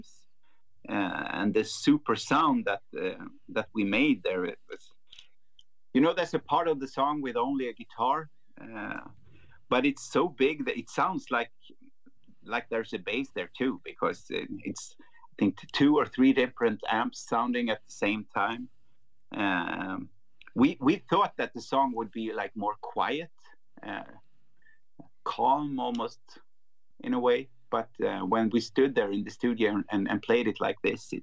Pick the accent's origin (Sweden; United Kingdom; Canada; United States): Sweden; growing up in Sweden, listening to heavy music